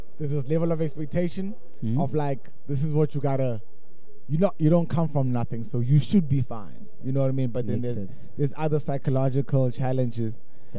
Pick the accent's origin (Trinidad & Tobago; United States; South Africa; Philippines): South Africa; Cape Town, Western Cape; moved away as an adult; now in Johannesburg, South Africa; a kid from Cape Town. I'm from Cape Town.